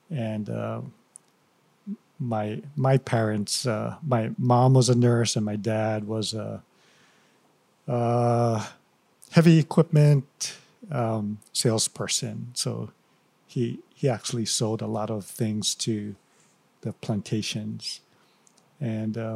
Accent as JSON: {"language": "English", "town": "Hilo", "region": "Hawaii", "country": "United States", "tie": "born or raised there", "said": "Born and raised in Hilo."}